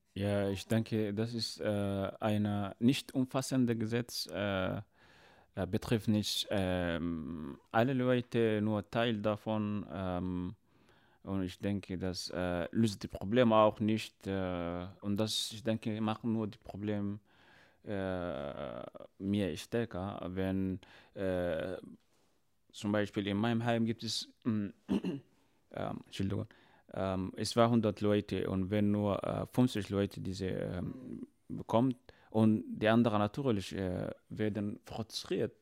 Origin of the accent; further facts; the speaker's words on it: Chad; now in Germany; ich komme aus äh, Afrika oder genau gesagt aus dem Tschad